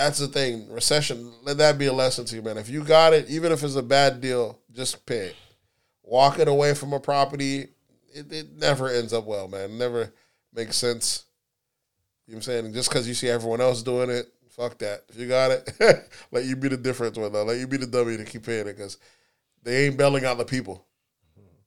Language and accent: English; the South, United States; We're from the South